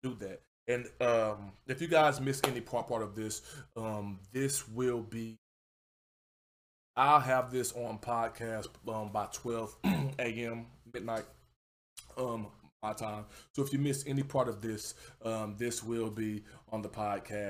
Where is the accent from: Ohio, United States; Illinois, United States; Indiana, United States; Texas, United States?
Texas, United States; Houston; I come from Houston, Texas. I come from third world, not a third world country. I come from third ward